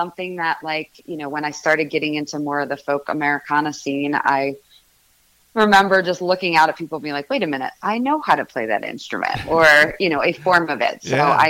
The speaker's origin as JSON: {"language": "English", "town": "Chicago", "region": "Illinois", "country": "United States", "tie": "born or raised there", "also_born_or_lived": "Boston", "lives_now": "Nashville, United States", "said": "I grew up in Chicago. Okay. I was born in a suburb of Chicago. The majority of my childhood was in Boston."}